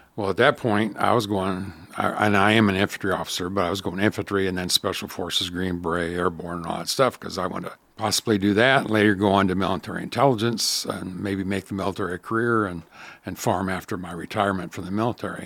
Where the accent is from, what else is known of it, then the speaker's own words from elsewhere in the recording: Southwest Iowa, United States; I still get to live in my hometown